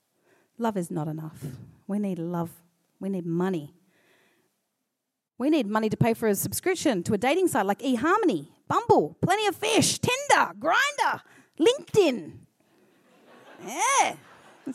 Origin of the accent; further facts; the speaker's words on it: Bankstown, New South Wales, Australia; I'm a woman from Bankstown